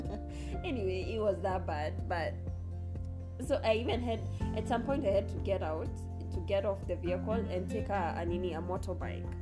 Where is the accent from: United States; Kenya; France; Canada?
Kenya; I am Kenyan, I'm a hardcore. If you live in Kenya, you have to be a hardcore